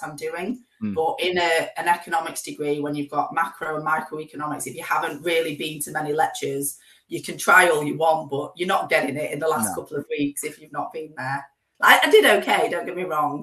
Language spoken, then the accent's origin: English; Preston, North West England, United Kingdom; also born or lived in Blackpool / Manchester / Leeds; Grew up in Preston, went to a school in Blackpool